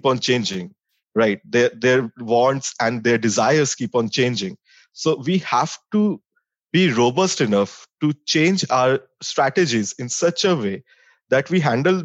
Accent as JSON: {"language": "English", "region": "Delhi", "country": "India", "tie": "born or raised there", "also_born_or_lived": "Dehradun", "said": "I'm born and brought up in Delhi. I've done my schooling from St. Xavier's School, Delhi."}